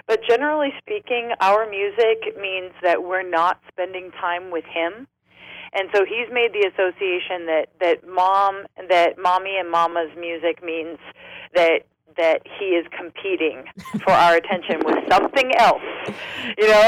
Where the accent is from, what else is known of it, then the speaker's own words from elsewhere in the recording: San Diego, California, United States; also born or lived in Los Angeles; I'm from San Diego